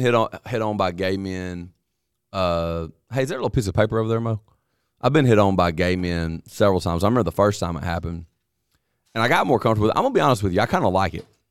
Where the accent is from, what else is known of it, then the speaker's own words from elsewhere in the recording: North Alabama and Mississippi, United States; I grew up in North Alabama and Mississippi. Uh, the only two places I've ever lived.